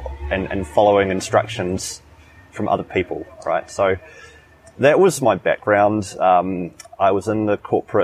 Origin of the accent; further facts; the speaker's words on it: New Zealand; moved away as an adult; now in Chiang Mai, Thailand; I'm from New Zealand